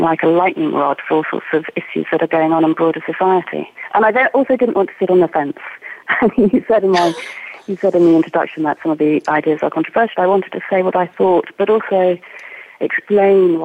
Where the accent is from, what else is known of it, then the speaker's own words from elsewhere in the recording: Oxford, South East England, United Kingdom; now in Scotland, United Kingdom; I grew up in Oxford